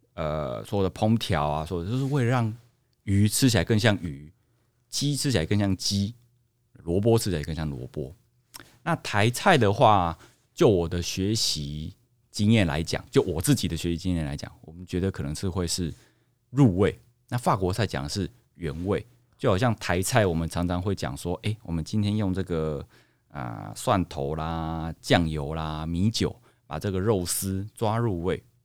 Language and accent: Chinese; Tainan, Taiwan; 其实因为我是来自于我们一个台湾号称全糖的国度，府城台南